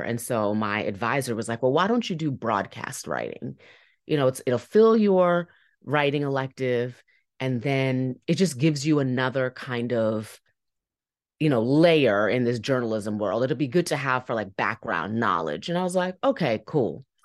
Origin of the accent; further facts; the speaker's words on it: Fairfax County, Northern Virginia, United States; also born or lived in Toronto, Canada; I'm from Northern Virginia, Fairfax County, but, like, West Fairfax, so right on the Loudoun County line. So I grew up, like, fifteen minutes from, like, Stone Tower